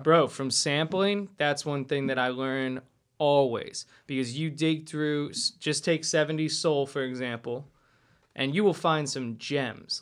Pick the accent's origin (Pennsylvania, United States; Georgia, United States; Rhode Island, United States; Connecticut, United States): Pennsylvania, United States; Lehigh Valley; I'm from the Lehigh Valley originally